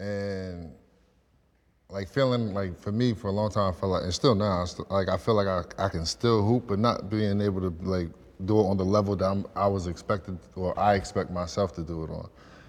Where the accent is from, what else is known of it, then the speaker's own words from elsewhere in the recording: New Jersey, United States; A lifestyle, Jersey.